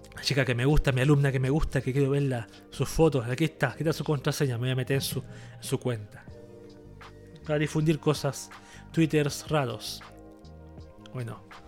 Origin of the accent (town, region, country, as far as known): Chile